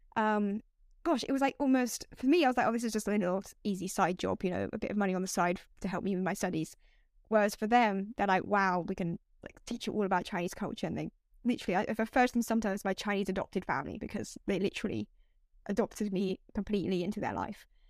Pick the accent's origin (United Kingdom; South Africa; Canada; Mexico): United Kingdom; moved away as an adult; also born or lived in China / Japan; I'm British. I'm from this town in the UK.